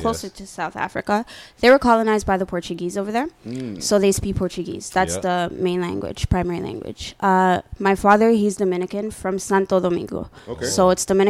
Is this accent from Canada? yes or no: yes; Toronto, Ontario, Canada; I'm from Toronto